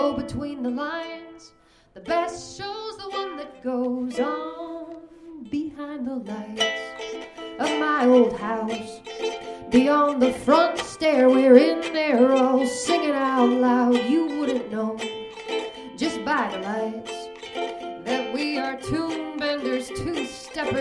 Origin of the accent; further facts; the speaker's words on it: Rockford, Illinois, United States; Bought a building in my hometown of Rockford, Illinois